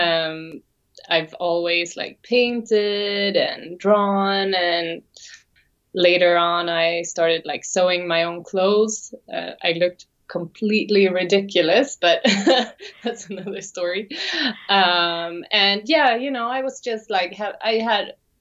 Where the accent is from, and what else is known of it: Sweden; English is a second language; also born or lived in Sydney, Australia